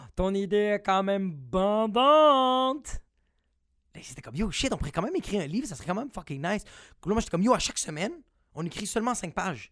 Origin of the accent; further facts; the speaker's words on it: Montreal, Quebec, Canada; moi je viens de Montréal